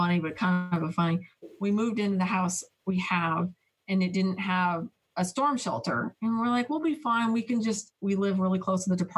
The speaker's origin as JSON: {"language": "English", "town": "Boulder", "region": "Colorado", "country": "United States", "tie": "born or raised there", "said": "I grew up in Colorado, Boulder, Colorado"}